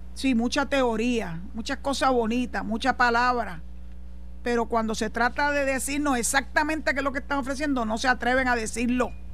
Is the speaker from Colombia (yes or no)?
no; Puerto Rico; Yo no me puedo ni imaginar que yo tuviera que irme de Puerto Rico